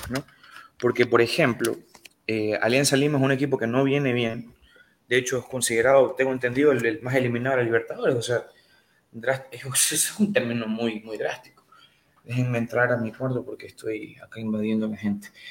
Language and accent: Spanish; Ecuador